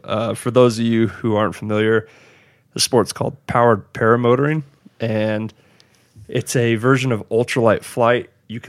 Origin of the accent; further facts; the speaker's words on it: New Zealand; now in United States; And you know, it's interesting being a Maori in the US and trying to hold on to your heritage.